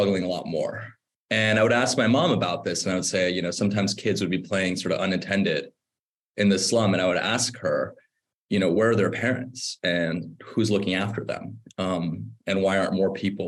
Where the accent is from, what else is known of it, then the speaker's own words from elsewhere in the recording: Orange County, California, United States; also born or lived in Bombay, India / Irvine; I grew up in Orange County